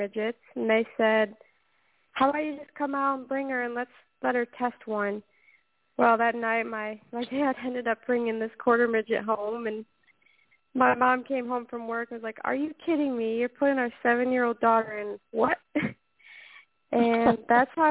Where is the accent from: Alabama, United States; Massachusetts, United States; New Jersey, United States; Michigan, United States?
Michigan, United States; Waterford; I started racing at the age of seven in quarter midgets back in my hometown of Waterford, Michigan.